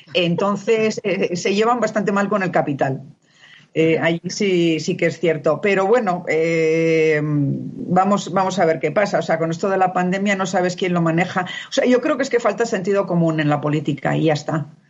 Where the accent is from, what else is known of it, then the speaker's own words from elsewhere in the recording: Spain; moved away; siendo yo española